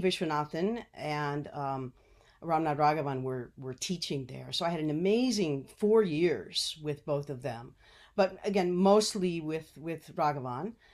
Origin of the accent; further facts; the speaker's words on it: United States; As an American